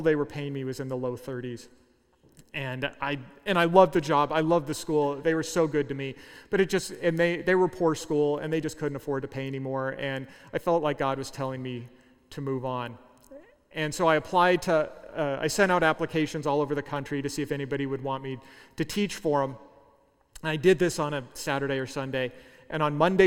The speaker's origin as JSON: {"language": "English", "region": "Southern California", "country": "United States", "also_born_or_lived": "Central Kansas", "moved": "as an adult", "said": "I was from Southern California"}